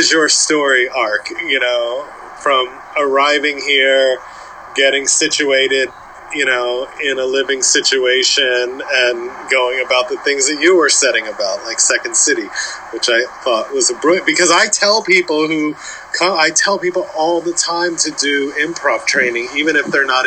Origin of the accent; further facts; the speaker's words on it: New Castle, Delaware, United States; now in Los Angeles, United States; I grew up in Newcastle, Delaware.